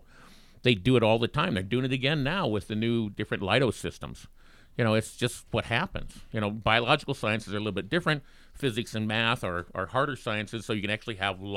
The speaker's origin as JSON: {"language": "English", "town": "Bighorn", "country": "United States", "tie": "born or raised there", "also_born_or_lived": "Minnesota / Kansas", "moved": "yes", "said": "I grew up in Bighorn"}